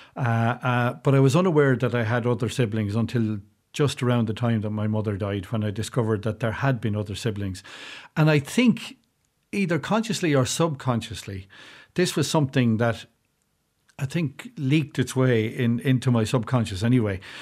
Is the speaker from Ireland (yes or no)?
yes; South Kildare, Leinster, Ireland; moved away as an adult; now in County Carlow, Ireland; I grew up in South Kildare and, and lived there for most of my life before moving way across the border into County Carlow